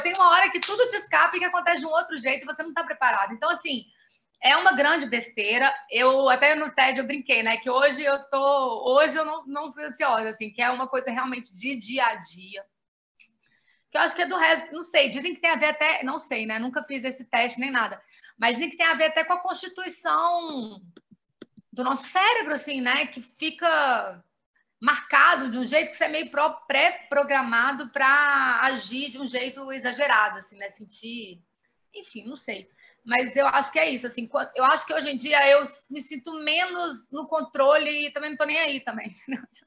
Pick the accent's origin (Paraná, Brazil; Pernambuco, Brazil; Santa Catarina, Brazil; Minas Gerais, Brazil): Minas Gerais, Brazil; Belo Horizonte; now in São Paulo, Brazil; BH, que é a minha cidade, né? Eu sou de Belo Horizonte, Minas Gerais, e moro em São Paulo